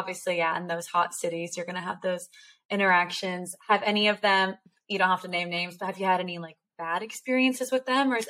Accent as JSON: {"language": "English", "region": "California", "country": "United States", "moved": "yes", "lives_now": "Austin, United States", "said": "I'm originally from California."}